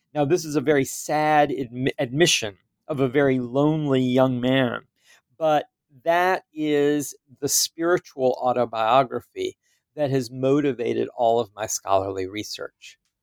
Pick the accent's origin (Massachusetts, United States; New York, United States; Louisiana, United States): Louisiana, United States; moved away as an adult; I come from Louisiana